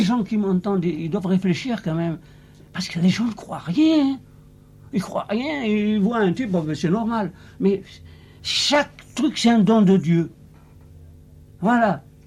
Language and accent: French; Algeria; moved away as an adult; je suis né en Algérie. Hein. Vous voyez comment ça se passait là-bas. C'est très très pauvre. Alors, l'adolescence pauvre